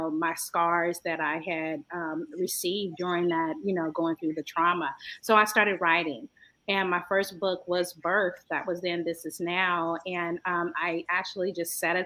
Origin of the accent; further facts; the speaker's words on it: San Francisco, California, United States; I'm from the San Francisco Bay Area, beautiful Northern Cali. By way of San Francisco